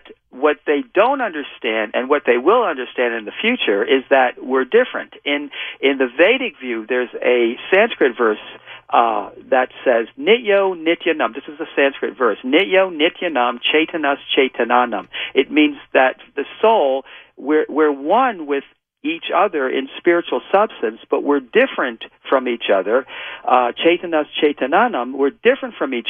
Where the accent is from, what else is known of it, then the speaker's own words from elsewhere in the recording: New York, United States; moved away; also born or lived in California; I'm from New York originally, and when I first went out to California